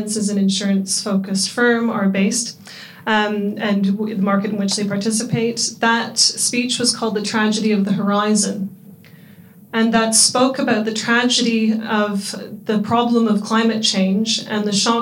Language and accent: English; Canada; accent: Canadian; moved away as an adult; now in London, United Kingdom; I am Canadian, as you can probably tell from my accent, although I call myself a Londoner now, having been here for 13 years.